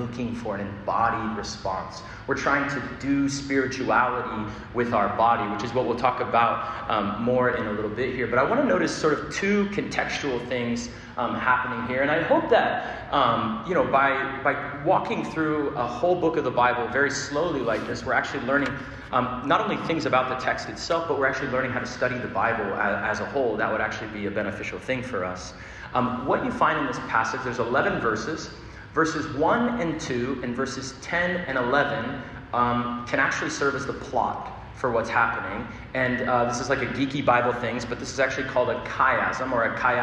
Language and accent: English; Arizona, United States; now in New York City, United States; I'm from Arizona, desert rain